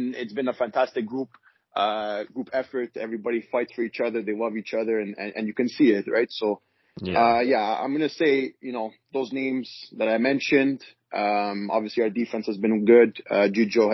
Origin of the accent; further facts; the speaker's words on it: Montreal, Quebec, Canada; growing up here in Montreal